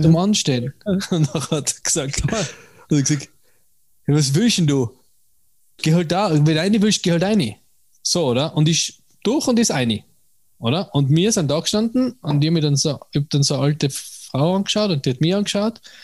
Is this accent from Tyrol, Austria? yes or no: yes; Tyrol, Austria; mir als Tiroler